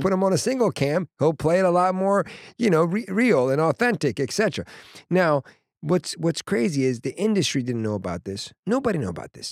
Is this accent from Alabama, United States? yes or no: no; Washington, District of Columbia, United States; moved away; I go to D C, which is my hometown, my mom and my family